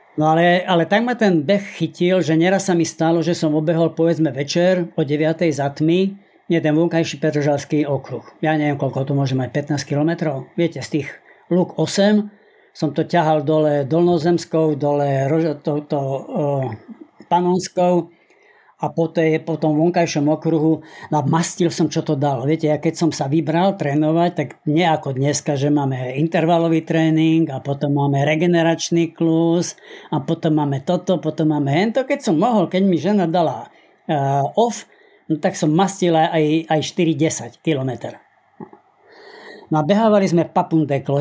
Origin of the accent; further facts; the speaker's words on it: Spiš, Slovakia; moved away; also born or lived in Žilina; pochádzam zo Spiša